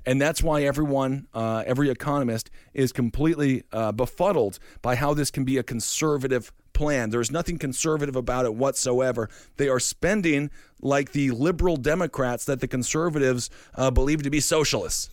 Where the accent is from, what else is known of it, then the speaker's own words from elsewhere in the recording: Stevens Point, Wisconsin, United States; my hometown of Stevens Point